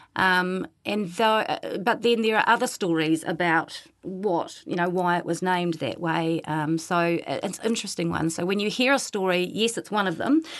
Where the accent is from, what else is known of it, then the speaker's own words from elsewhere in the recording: Ngāruawāhia, Waikato, New Zealand; I grew up in the North Island in a, a town called Ngāraua Wahia, which had a very high Maori population